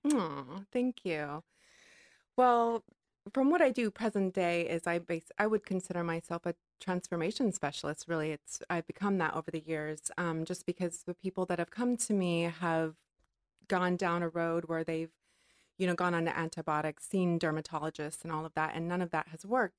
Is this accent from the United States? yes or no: yes; Hawaii, United States; growing up in Hawaii